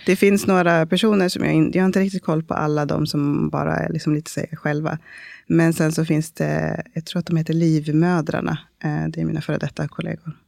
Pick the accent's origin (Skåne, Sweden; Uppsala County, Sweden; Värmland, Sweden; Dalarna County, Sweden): Uppsala County, Sweden; Uppsala; moved away as an adult; also born or lived in Stockholm; now in Malmö, Sweden; jag är en dola och barnmorska eh, från Malmö, eller ursprungligen från Uppsala